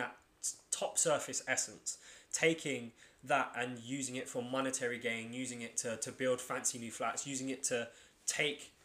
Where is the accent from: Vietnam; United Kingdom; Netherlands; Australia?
United Kingdom; London; I'm from Lewisham.